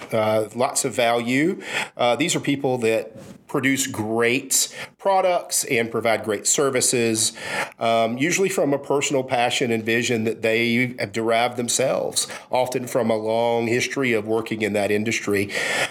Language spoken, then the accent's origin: English; Savannah, Georgia, United States; also born or lived in Daytona Beach, Florida / Fort Lauderdale, Florida / Brunswick, Georgia; now in Augusta, United States; I did most of my growing up, at least through high school, in Savannah.